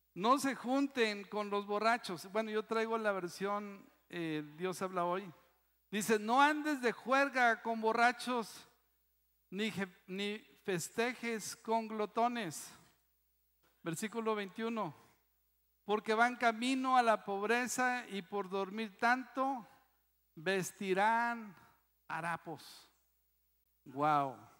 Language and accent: Spanish; Mexico; Eso sí somos bien mexicanos